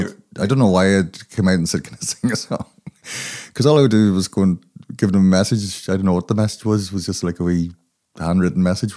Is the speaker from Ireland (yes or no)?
yes; Limerick, Munster, Ireland; also born or lived in Craigavon / Dundalk / Belfast; Well, I was born in Limerick, and I lived in all the best places in Ireland, like Craigavon, Limerick, Dundalk in the 80s, Belfast during the Troubles, so it's all the scenic spots.